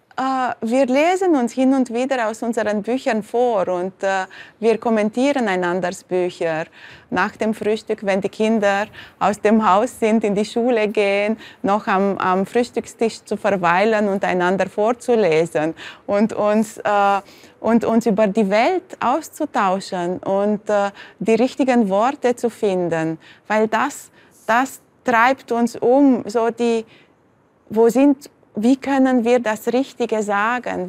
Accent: Bucharest, Romania; moved away; ich bin zwar sehr behütet aufgewachsen im Zentrum von Bukarest vis-à-vis -vis von der Oper

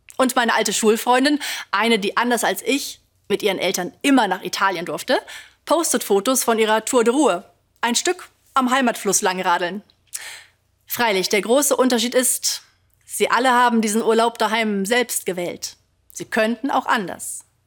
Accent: Ruhr area, North Rhine-Westphalia, Germany; Ich komme aus dem Ruhrgebiet, da waren viele nicht so richtig reich, meine Familie auch nicht.

